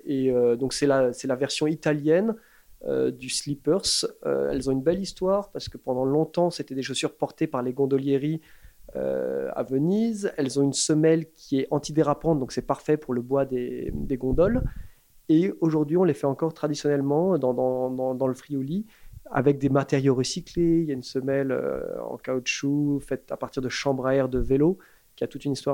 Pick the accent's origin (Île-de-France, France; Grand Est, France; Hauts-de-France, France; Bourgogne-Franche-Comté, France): Île-de-France, France; Paris; moved away as an adult; also born or lived in London; j'ai grandi à Paris, en tant que Français parisien